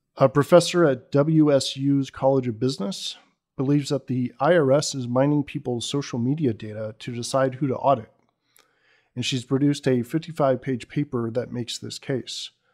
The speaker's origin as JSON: {"language": "English", "area": "Bay Area", "region": "California", "country": "United States", "tie": "born or raised there", "said": "I grew up in the Bay Area, in, if, in fact, right across the Dumbarton from where Sun was"}